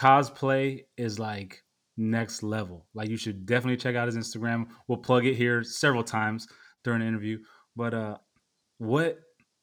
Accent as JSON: {"language": "English", "town": "San Diego", "region": "California", "country": "United States", "said": "I'm from San Diego"}